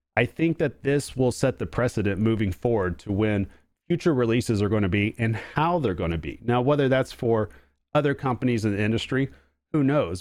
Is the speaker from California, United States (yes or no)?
no; Oklahoma, United States; accent: Oklahoma; It's an Oklahoma accent